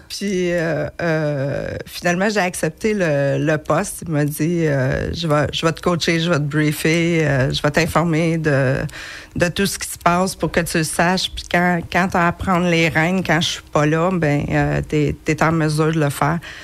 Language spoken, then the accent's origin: French; Acton Vale, Quebec, Canada; born or raised there; also born or lived in Montreal